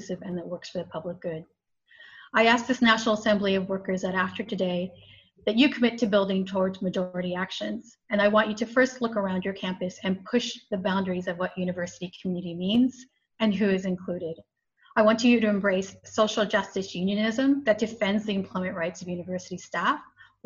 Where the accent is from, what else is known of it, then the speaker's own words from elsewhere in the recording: United States; moved away; I'm Mexican American